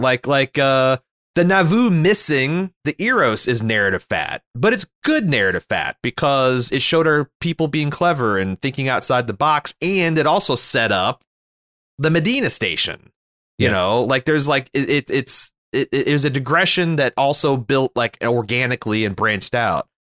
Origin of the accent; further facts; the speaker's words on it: Canada; as a Canadian